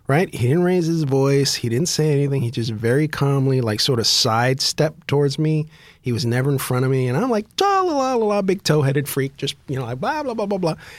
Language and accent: English; United States; as an American, we grew up idolizing guns.